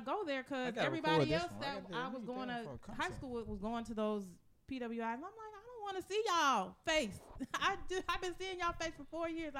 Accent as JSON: {"language": "English", "town": "Seattle", "region": "Washington", "country": "United States", "moved": "as an adult", "said": "I'm from Seattle. So we have a downtown. It's a city."}